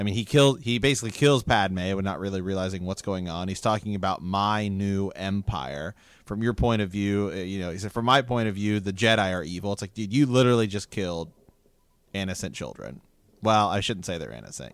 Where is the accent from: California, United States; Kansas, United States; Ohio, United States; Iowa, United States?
Ohio, United States; we're from Ohio